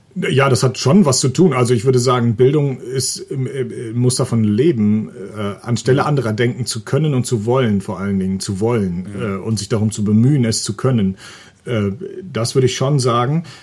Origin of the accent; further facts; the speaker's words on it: Mecklenburg-Vorpommern, Germany; moved away; ich komme äh, von einem kleinen Dorf in Mecklenburg. 200 ähm, mhm. Menschen haben da gelebt